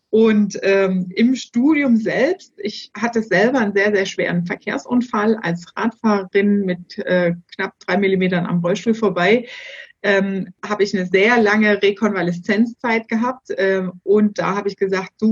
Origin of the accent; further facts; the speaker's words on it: Erfurt, Thuringia, Germany; Gebürtig komme ich aus Erfurt.